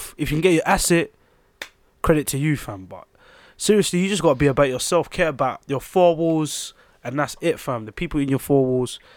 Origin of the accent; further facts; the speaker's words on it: Angola; I'm Angolan